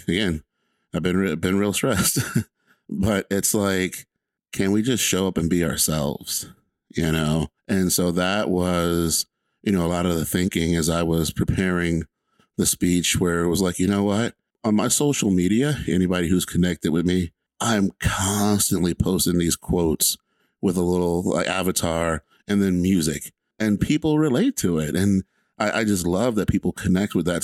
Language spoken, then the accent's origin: English; Atlanta, Georgia, United States; I'm just a kid from Atlanta, Georgia.